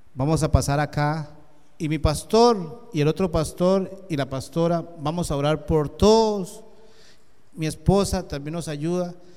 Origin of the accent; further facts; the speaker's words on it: Costa Rica; Yo vine de Costa Rica